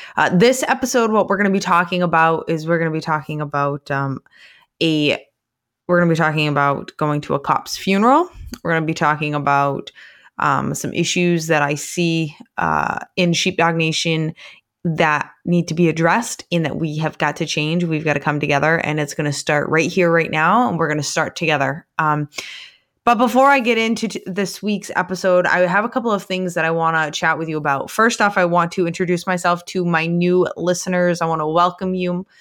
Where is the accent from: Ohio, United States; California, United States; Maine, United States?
Maine, United States; Somerset County; my hometown of, um, Somerset County